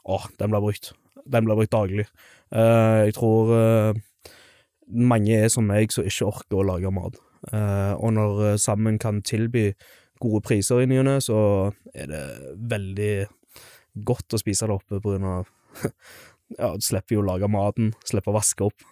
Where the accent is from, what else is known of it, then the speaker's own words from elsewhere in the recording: Stavanger, Rogaland, Norway; moved away as an adult; also born or lived in Skjelta; now in Stord, Norway; som du kanskje hører, så er jeg jo fra Stavanger. Eh, født og oppvokst.